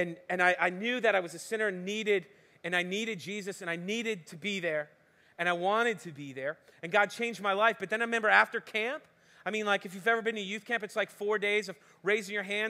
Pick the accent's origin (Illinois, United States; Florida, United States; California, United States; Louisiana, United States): Florida, United States; West Palm Beach; I'm originally from West Palm Beach, Miami, South Florida. Anybody else from South Florida?